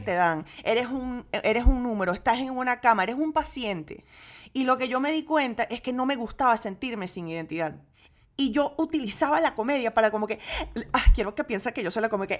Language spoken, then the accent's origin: Spanish; Venezuela; now in United States; yo crecí en gran parte en Venezuela